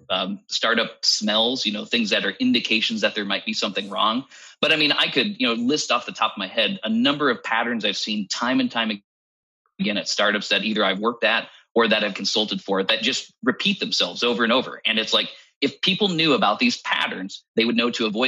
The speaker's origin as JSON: {"language": "English", "country": "United States", "said": "as an American"}